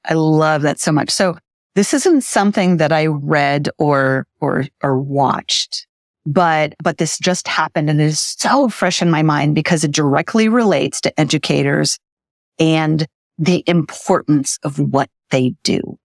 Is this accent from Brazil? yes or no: yes; Brazil; moved away; I grew up in Brazil and when we lived there, she became a teacher